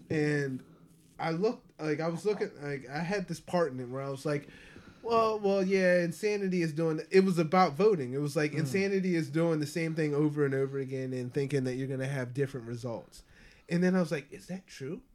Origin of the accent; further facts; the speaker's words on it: Ecuador; growing up in Ecuador, I grew up around predominantly white people.